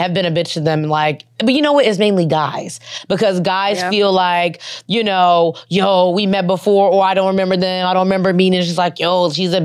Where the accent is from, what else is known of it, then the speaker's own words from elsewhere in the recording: Chicago, Illinois, United States; moved away; also born or lived in North Hollywood; we're from Chicago.